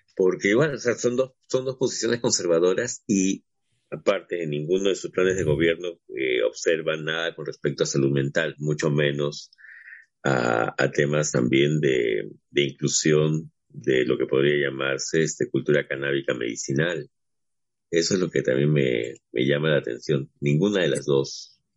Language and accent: Spanish; Peru; al menos uno como peruano